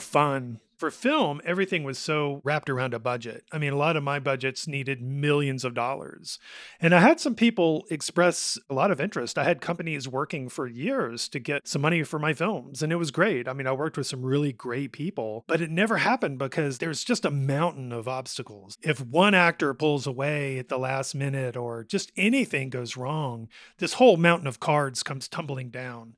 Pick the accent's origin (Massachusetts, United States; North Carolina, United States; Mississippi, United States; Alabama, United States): Alabama, United States; Hoover; also born or lived in Jasper, Alabama; I grew up in Rocky Ridge and Hoover